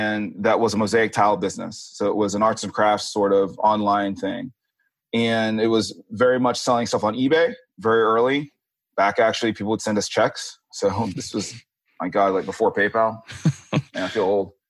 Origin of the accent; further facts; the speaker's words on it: Tallahassee, Florida, United States; moved away as an adult; also born or lived in New York City / Philadelphia; now in California, United States; I grew up in Northern Florida in Tallahassee and have lived now in California for the last 7 years